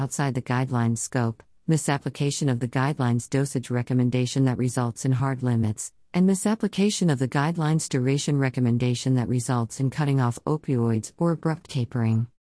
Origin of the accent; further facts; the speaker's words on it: Newcastle, Wyoming, United States; I am from Newcastle, Wyoming, and I represent the Chronic Pain Alliance of the West and the National Pain Council.